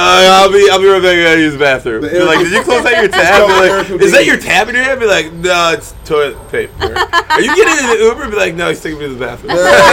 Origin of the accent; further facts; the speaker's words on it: Wisconsin, United States; me growing up in Wisconsin